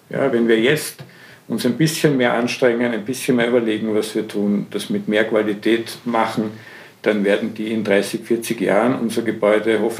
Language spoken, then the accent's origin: German; Vienna, Austria; ich möchte mir das als Wiener anschauen